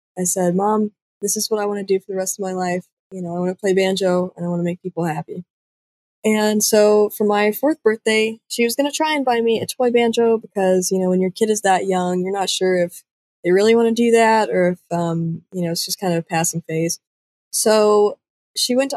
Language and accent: English; Pigeon Forge, Tennessee, United States; also born or lived in Huntsville, Alabama; I am from Pigeon Forge, Tennessee. I was originally born in Huntsville, Alabama, but we moved up here when I was about 4, so all the memories I really have of growing up are, you know, in the hills of Tennessee.